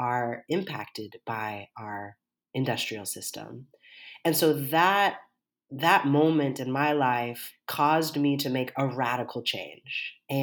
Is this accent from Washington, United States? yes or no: yes; Seattle, Washington, United States; I grew up here in Seattle, Washington